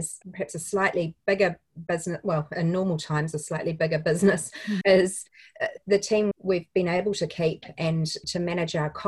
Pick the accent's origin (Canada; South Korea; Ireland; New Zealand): New Zealand; As a New Zealander